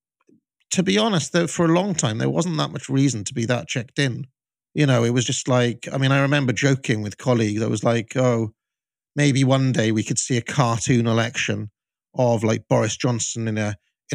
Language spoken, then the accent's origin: English; United Kingdom; growing up in Britain in the 90s and, you know, 2000s